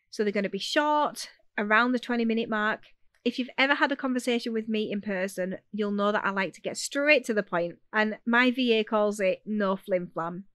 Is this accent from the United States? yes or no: no; Yorkshire and the Humber, United Kingdom; accent: Yorkshire; I'm a Yorkshire girl if you haven't figured that out yet. So you'll have to bear with the accent